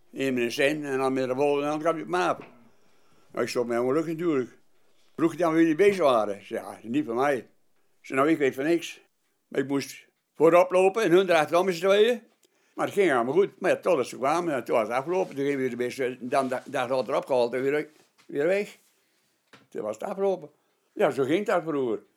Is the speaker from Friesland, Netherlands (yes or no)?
yes; Friesland, Netherlands; also born or lived in Drenthe; En ik kwam uit Friesland en Drenthe vandaan.